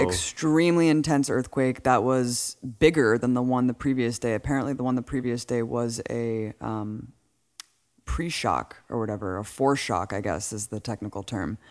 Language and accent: English; California, United States; growing up in California